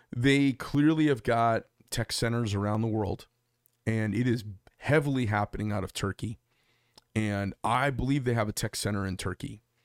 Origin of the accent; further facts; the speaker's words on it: Phoenix, Arizona, United States; We're from Phoenix, Arizona